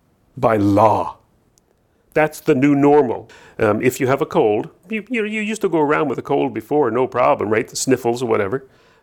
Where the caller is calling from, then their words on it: New Brunswick, Canada; I'm calling you from New Brunswick.